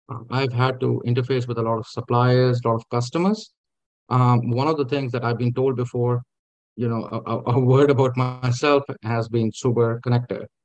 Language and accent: English; Lahore, Punjab, Pakistan; born there; Yeah, I, uh, I was born in, uh, in Lahore, uh, but my father was in government service, so I moved around quite a bit. I never stayed in one place.